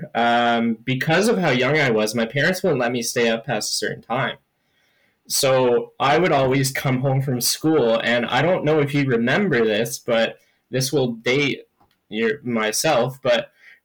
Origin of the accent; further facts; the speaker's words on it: Oakville, Ontario, Canada; I am actually from Oakville.